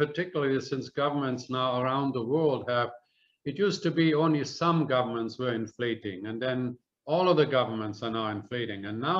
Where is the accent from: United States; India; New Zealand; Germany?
Germany; moved away; When I came from Germany here, which is 1966, I got there was 4 marks to a U.S. dollar